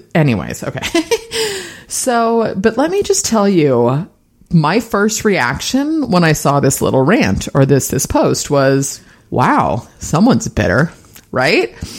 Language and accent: English; San Francisco, California, United States; born and raised in the Bay Area. I was actually born in San Francisco.